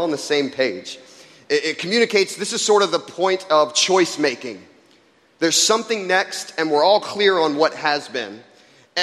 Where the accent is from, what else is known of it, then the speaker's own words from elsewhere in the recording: Jacksonville, Florida, United States; I was growing up in Jacksonville, Florida. I was interning at my church that I grew up